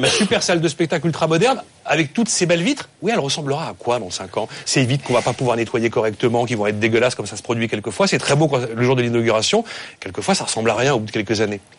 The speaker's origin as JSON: {"language": "French", "town": "Paris", "region": "Île-de-France", "country": "France", "said": "moi je suis parisien"}